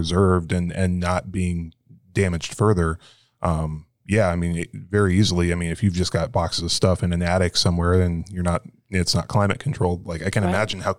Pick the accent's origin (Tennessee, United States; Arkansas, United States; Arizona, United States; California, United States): Arizona, United States; Tucson; Yeah, I grew up in Tucson, and it used to have two daily papers, a morning paper and an evening paper.